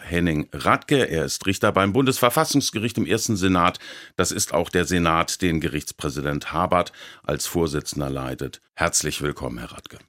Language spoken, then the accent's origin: German; Baden-Baden, Baden-Württemberg, Germany; meiner Heimatstadt Baden-Baden